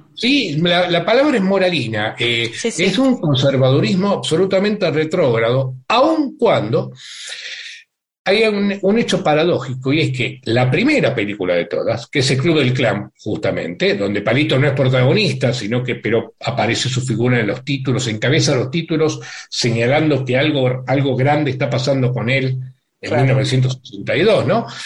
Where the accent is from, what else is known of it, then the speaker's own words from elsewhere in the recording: Argentina; los y las intelectuales argentinos y argentinas